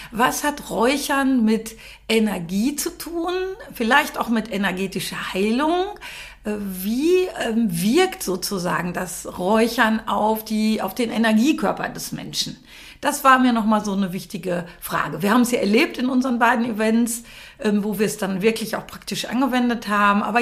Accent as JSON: {"language": "German", "region": "North Rhine-Westphalia", "country": "Germany", "tie": "born or raised there", "said": "weil ich ja hier geboren bin im Sauerland. Ich bin ja waschechte Sauerländerin."}